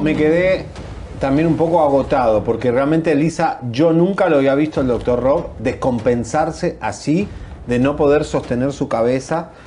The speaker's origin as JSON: {"language": "Spanish", "country": "Argentina", "also_born_or_lived": "Miami", "moved": "as an adult", "said": "En mi léxico argentino"}